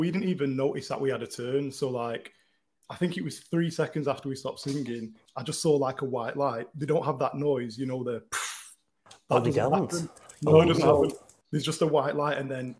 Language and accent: English; Manchester, North West England, United Kingdom; Because we're in the hills. But we're in Chadderton. We're from Newton Heath. Yeah. So we're from Manchester.